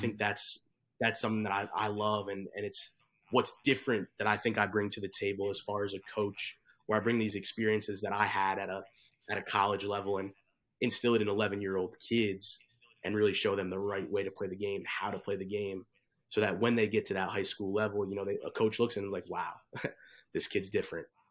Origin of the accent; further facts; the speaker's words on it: Bergen County, New Jersey, United States; grew up in Jersey. I'm from Bergen County